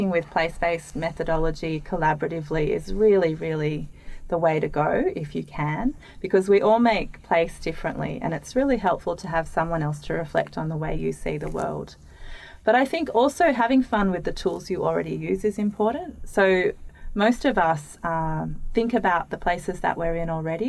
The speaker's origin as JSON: {"language": "English", "town": "Sydney", "region": "New South Wales", "country": "Australia", "tie": "born or raised there", "said": "I grew up in Haberfield"}